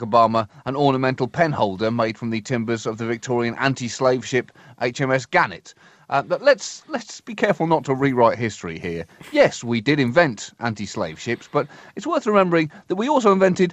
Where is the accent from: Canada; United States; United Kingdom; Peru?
United Kingdom; as a British person